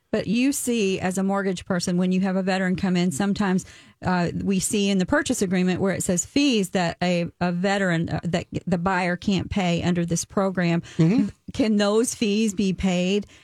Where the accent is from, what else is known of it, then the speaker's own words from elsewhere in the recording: Kentucky, United States; I'm from Kentucky.